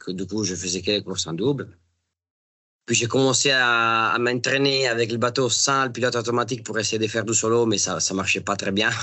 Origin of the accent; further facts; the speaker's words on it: Italy; moved away; quand on est italien